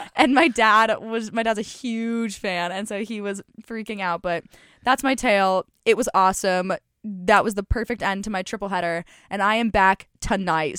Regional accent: Colorado, United States; moved away; I was born and raised in Colorado

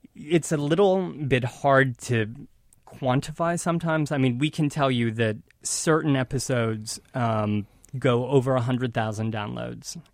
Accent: northern Ohio, United States; moved away as an adult; now in New York City, United States; northern Ohio, right on Lake Erie, a small town

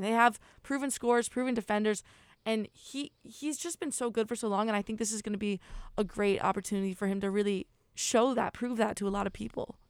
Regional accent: North Carolina, United States; I'm from North Carolina.

